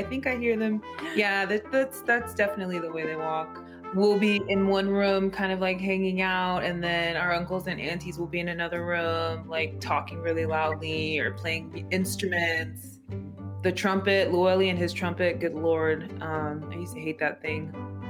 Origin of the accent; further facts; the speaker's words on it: San Francisco, California, United States; That's the home that we grew up in San Francisco.